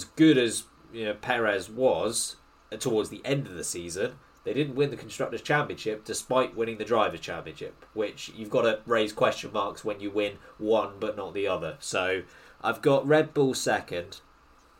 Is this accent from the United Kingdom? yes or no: yes; United Kingdom; I'm British and I have massive British bias.